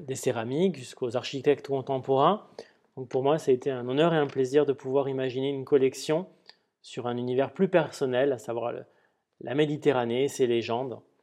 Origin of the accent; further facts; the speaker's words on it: Perpignan, Occitania, France; J'ai grandi en partie, euh, je suis originaire de Perpignan, et donc j'ai passé une partie de mon enfance à arpenter ces rues.